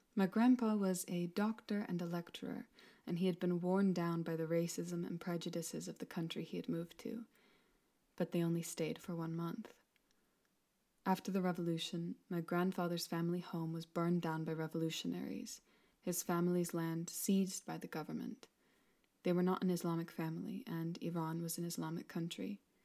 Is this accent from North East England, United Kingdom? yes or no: yes; Newcastle upon Tyne, North East England, United Kingdom; Newcastle University, my hometown